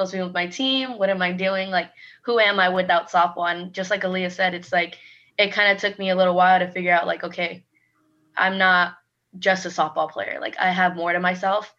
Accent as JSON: {"language": "English", "region": "California", "country": "United States", "moved": "as an adult", "said": "I am from California, and being so far away from home"}